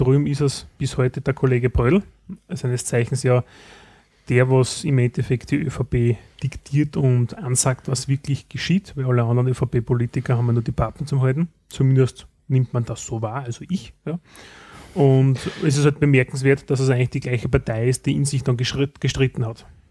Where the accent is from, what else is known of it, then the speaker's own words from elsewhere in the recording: Styria, Austria; bei uns in der Steiermark